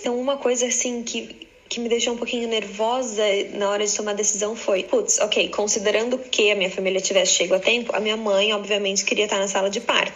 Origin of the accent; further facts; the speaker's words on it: Blumenau, Santa Catarina, Brazil; moved away as an adult; now in Florida, United States; eu sou de Blumenau e agora eu moro na Flórida, nos Estados Unidos, já tem um pouquinho mais de oito anos